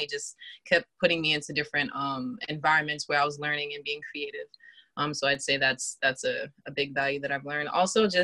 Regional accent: Boston, Massachusetts, United States; also born or lived in Randolph, Massachusetts; I grew up in Boston in Dorchester. I actually first started out living in Randolph, and then I moved to Dorchester and I grew up there.

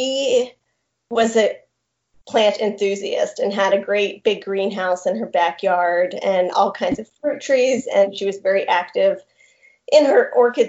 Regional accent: Tallahassee, Florida, United States; also born or lived in Colorado / Montana; I am actually from Tallahassee

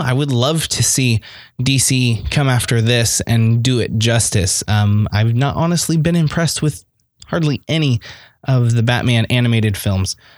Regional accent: United States; I'm American

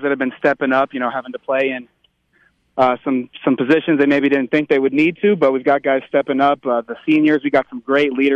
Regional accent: Aurora, Colorado, United States; moved away as an adult; also born or lived in Fort Collins, Colorado; I'm actually from Aurora.

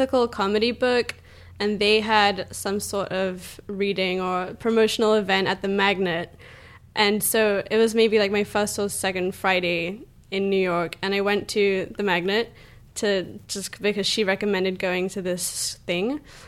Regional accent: England, United Kingdom; Yeah, well, growing up in England, we didn't have SNL, obviously

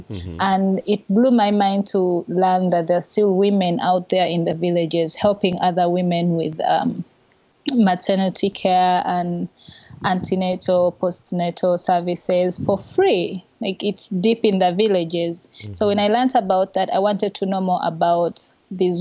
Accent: Kampala, Central Region, Uganda; I was born and raised in Kampala, which is the main city of our small country

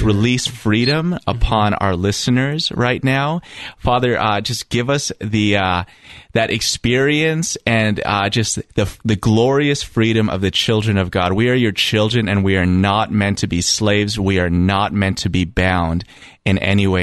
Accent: Toronto, Ontario, Canada; I grew up in Toronto, Ontario

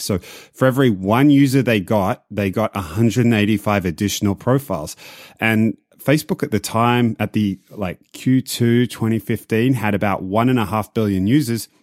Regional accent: Australia; moved away; I'm Australian

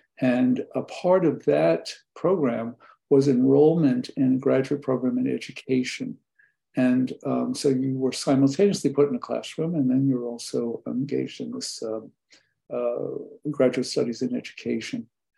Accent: New York City, New York, United States; When I was from New York City

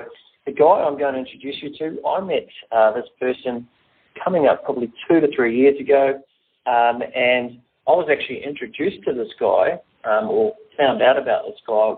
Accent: Gold Coast, Queensland, Australia; because I'm from the Gold Coast

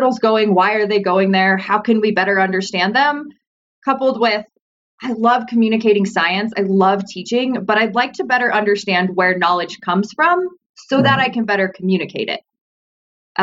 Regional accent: Summerland, California, United States; I'm originally from Southern California, a small little beach town named called Summerland, actually, and I grew up on the beach

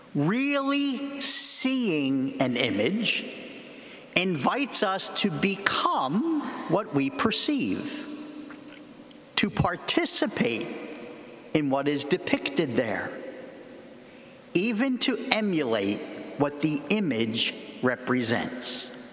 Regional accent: Philadelphia, Pennsylvania, United States; I come from Philadelphia

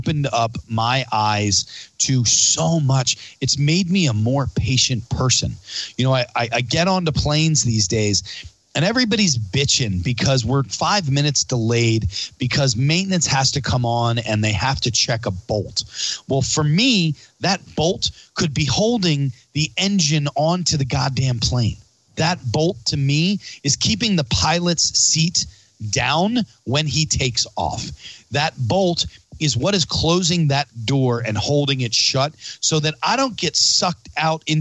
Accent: Pennsylvania, United States; Pennsylvania because it's my home state and I love living here

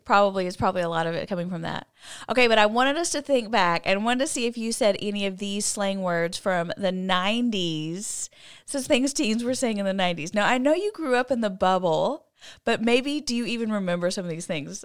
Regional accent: College Station, Texas, United States; I grew up in College Station where Texas A and M is

